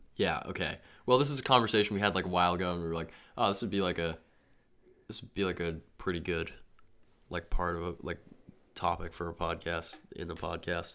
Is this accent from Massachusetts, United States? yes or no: yes; Massachusetts, United States; I loved growing up in Massachusetts.